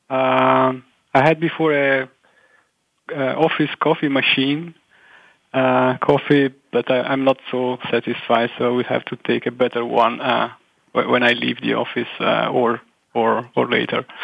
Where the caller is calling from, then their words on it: Milan, Lombardy, Italy; calling from Milan, Italy.